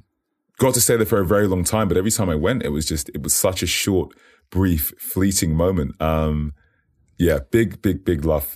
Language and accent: English; United Kingdom; And yes, I am British. But I would say I always say this. I say, you know, I'm in it, but not of it, if that makes sense. I got the opportunity to grow up in a few places.